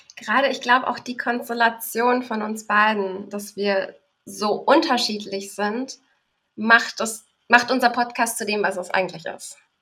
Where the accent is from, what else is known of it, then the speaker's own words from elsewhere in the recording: Berlin, Germany; bin geboren in Berlin und lebe auch in Berlin